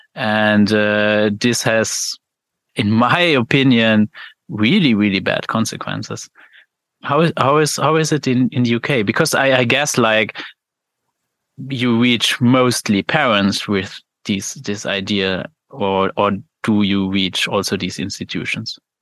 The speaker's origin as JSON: {"language": "English", "country": "Luxembourg", "said": "I'm from Luxembourg"}